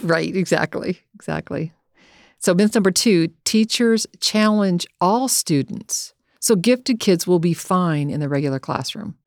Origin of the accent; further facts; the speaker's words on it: Southern California, United States; us growing up in Southern California